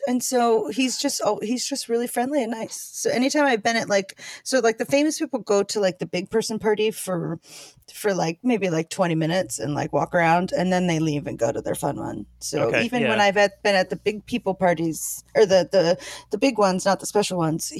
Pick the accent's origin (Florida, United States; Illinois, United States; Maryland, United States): Maryland, United States; now in Culver City, United States; I grew up in Maryland.